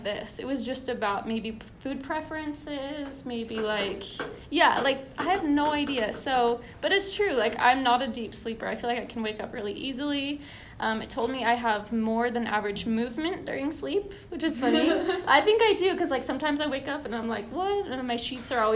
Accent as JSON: {"language": "English", "region": "Utah", "country": "United States", "said": "I'm from Utah."}